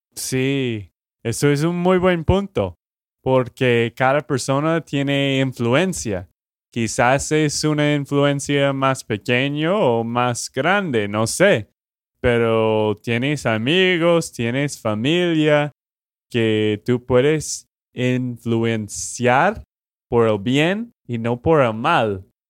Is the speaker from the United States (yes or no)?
yes; Texas, United States; de Texas, Estados Unidos